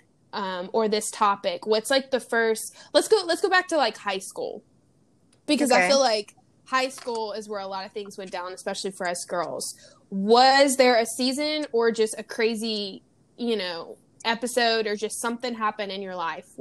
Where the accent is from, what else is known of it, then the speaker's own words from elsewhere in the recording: Louisiana, United States; Louisiana, my hometown